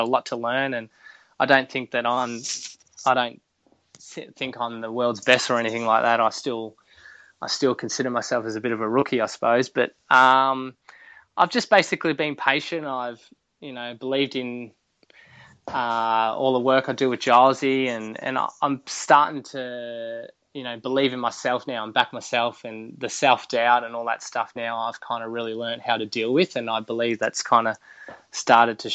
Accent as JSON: {"language": "English", "town": "Port Macquarie", "region": "New South Wales", "country": "Australia", "tie": "born or raised there", "moved": "yes", "said": "It's my home. It's my hometown. I love it in Port. My family's still down there"}